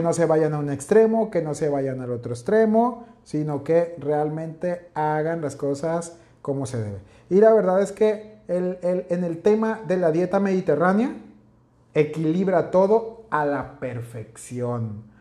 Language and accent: Spanish; northern Mexico, Mexico; Para nosotros que somos acá norteños carnivorones